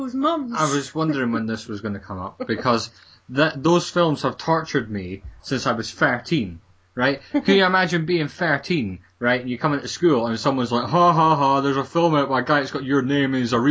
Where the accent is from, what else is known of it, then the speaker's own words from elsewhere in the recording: Edinburgh, Scotland, United Kingdom; fellow Edinburghian